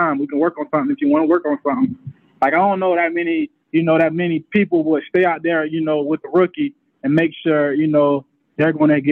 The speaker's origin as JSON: {"language": "English", "town": "Delray Beach", "region": "Florida", "country": "United States", "said": "I'm from Delray Beach"}